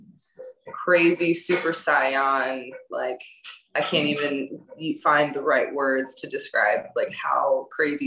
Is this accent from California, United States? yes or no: yes; the Bay, California, United States; born or raised there; also born or lived in France / Los Angeles